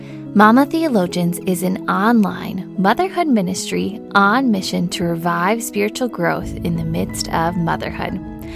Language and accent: English; Indiana, United States; moved away as an adult; now in England; I live in the northwest of England. So I moved here as a student from Indiana